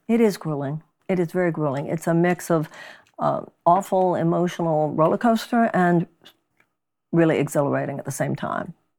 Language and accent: English; Texas, United States; moved away; Texas, my home state